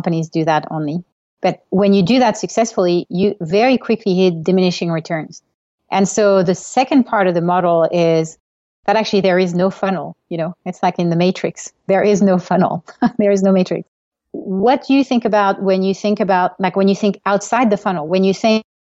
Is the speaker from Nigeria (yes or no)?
no; France; moved away as an adult; now in California, United States; I grew up in Europe, grew up in France, and moved to California to get my MBA at Stanford like an eternity ago